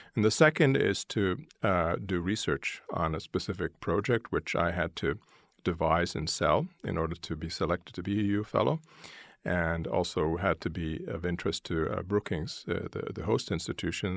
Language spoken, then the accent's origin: English; Vancouver, British Columbia, Canada; moved away; also born or lived in Brussels; I grew up in Vancouver in British Columbia in Canada